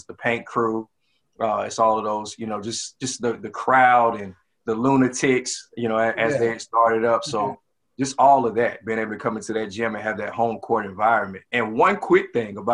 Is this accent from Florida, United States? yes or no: no; Gallatin, Tennessee, United States; from Gallatin, Tennessee. Played for legendary coach Bobby Luna